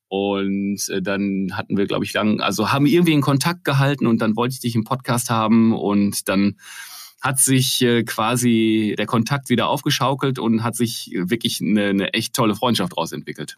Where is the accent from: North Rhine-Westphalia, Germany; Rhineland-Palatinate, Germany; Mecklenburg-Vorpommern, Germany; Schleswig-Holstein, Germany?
North Rhine-Westphalia, Germany; Ruhr area, near Essen; dass Malte Krüger aus Essen kommt, und zwar der ist groß geworden, ich glaube, lass es wenn überhaupt zehn Kilometer von da sein, wo ich groß geworden bin